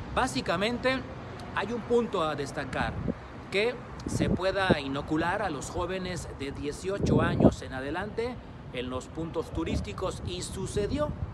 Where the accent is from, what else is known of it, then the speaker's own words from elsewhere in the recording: Mexico; en nuestro país